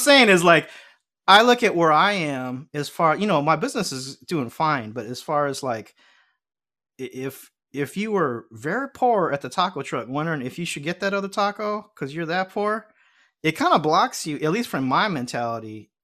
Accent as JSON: {"language": "English", "town": "Los Angeles", "region": "California", "country": "United States", "said": "I'm a L A boy, but I grew up going to temple"}